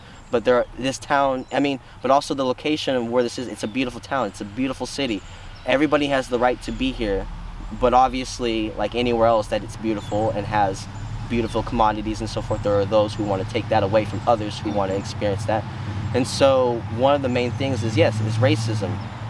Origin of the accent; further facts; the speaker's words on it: San Dimas, California, United States; born there; also born or lived in Paso Robles; now in San Luis Obispo, United States; I've lived in San Luis Obispo for 14 years alone. I was up in Paso Robles County prior to this, and I was born in San Dimas. So, kind of coming from LA County to here